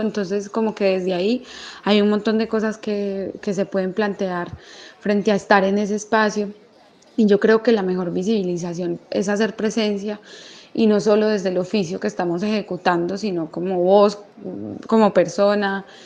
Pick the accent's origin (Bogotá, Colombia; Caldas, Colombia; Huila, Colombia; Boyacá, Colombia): Caldas, Colombia; Manizales; soy de Manizales